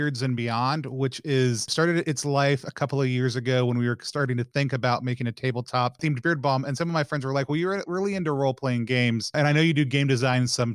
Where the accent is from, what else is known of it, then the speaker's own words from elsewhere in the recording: the South, United States; also born or lived in Seattle, Washington; now in Philadelphia, United States; I grew up in the South